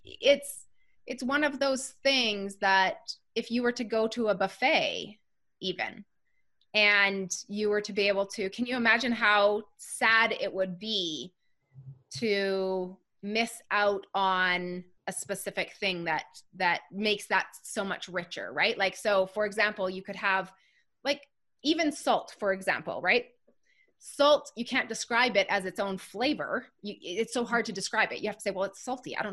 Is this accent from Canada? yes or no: yes; Canada; I'm a Canadian girl